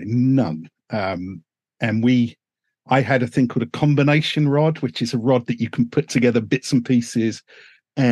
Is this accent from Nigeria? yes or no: no; Uxbridge, London, United Kingdom; I was born in a humdrum little suburb called Uxbridge, which is about 10 miles north of Heathrow Airport.